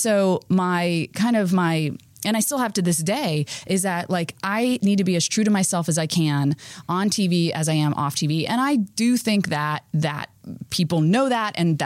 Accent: Florida, United States; I grew up in Florida. It rained on one side of the street and not the other.

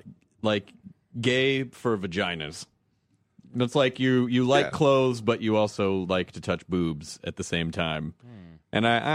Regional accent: Tennessee, United States; where I grew up in Tennessee, we didn't use the word geek, we used the word nerd.

